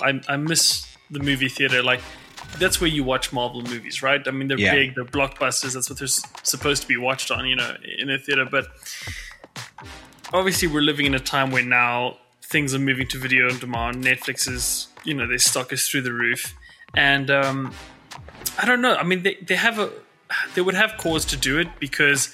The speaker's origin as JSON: {"language": "English", "country": "South Africa", "said": "as a South African"}